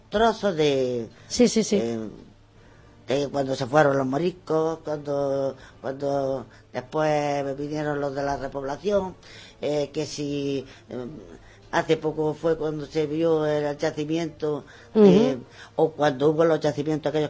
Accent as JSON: {"language": "Spanish", "town": "Benamaurel", "region": "Andalusia", "country": "Spain", "tie": "born or raised there", "said": "Porque este es mi pueblo. Y, eh, y, quiero que todas las cosas que tiene mi pueblo lo sepa la gente. Y este pueblo es un pueblo que tiene muchísimas cosas. Tenemos yacimientos"}